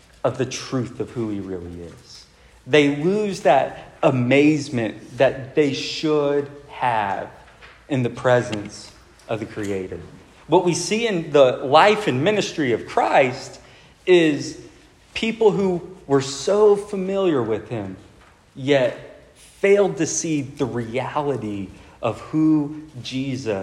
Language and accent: English; Del Rio, Texas, United States; a large portion of my childhood was without a movie theater. It's, like, very isolated.